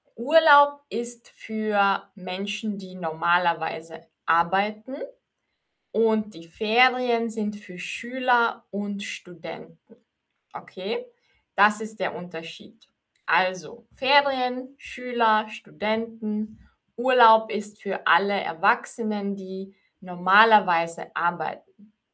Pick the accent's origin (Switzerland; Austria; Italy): Austria; ich bin aus Österreich